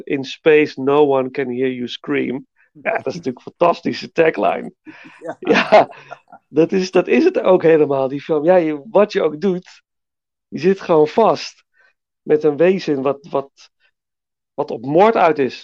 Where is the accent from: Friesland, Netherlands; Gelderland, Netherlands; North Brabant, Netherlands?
Gelderland, Netherlands; Nijmegen; liep altijd als kind langs alle bioscopen in Nijmegen